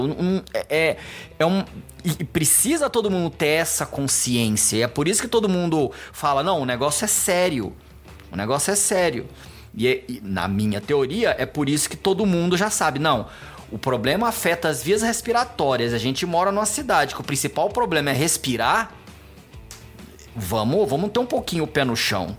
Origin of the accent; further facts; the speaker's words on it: Goiânia, Goiás, Brazil; moved away as an adult; now in São Paulo, Brazil; Eu, eu nasci aqui em São Paulo, mas quando eu era pequeno eu fui morar em Goiânia